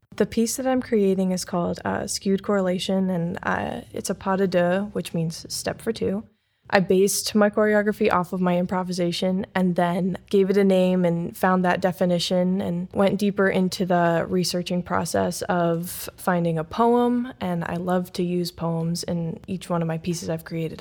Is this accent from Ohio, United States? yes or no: yes; Wadsworth, Ohio, United States; moved away as an adult; also born or lived in Cleveland, Ohio; now in Fort Wayne, United States; I'm from Wadsworth, Ohio, so I moved here at the end of July to start the current season